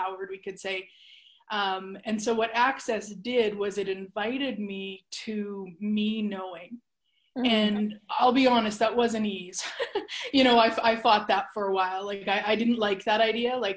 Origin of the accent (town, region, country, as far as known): Canada; born or raised there